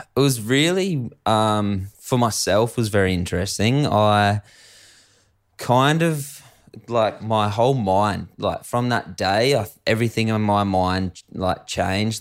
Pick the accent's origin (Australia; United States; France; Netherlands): Australia; Adelaide Hills, South Australia; I grew up in the Adelaide Hills of South Australia